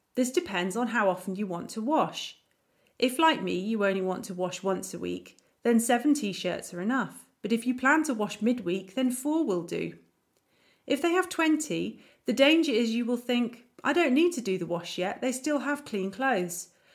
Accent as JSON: {"language": "English", "country": "United Kingdom", "moved": "as an adult", "lives_now": "Germany", "said": "As a Brit"}